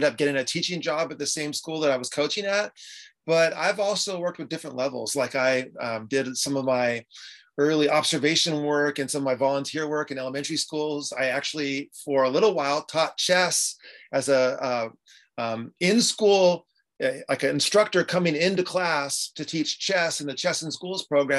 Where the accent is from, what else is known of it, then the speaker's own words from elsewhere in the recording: San Diego, California, United States; I'm from San Diego, California.